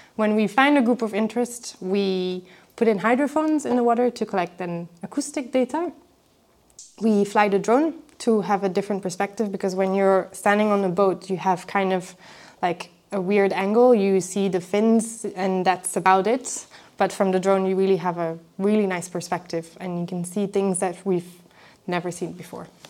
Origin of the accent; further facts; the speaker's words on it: Belgium; in Belgium, I'm from Belgium